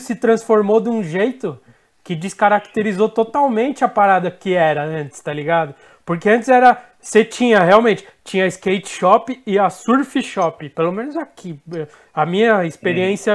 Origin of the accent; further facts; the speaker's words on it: São Paulo, Brazil; a gente é de São Paulo